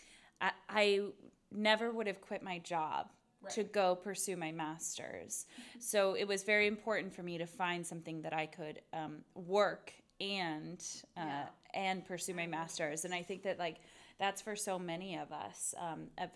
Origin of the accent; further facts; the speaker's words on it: Pacific Northwest, United States; I'm originally from the Pacific Northwest